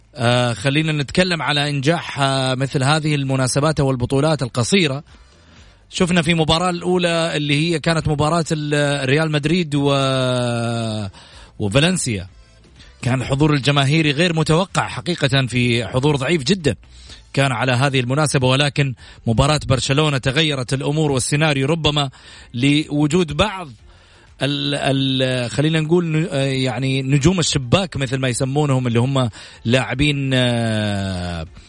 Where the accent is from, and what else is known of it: Saudi Arabia